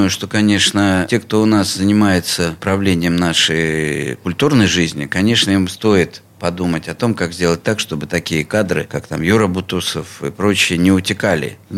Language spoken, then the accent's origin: Russian; Pskov, Pskov Oblast, Russia; also born or lived in Bishkek, Kyrgyzstan; Нет, я не родился не в Пскове, я родился вообще в теперешнем городе Бишкек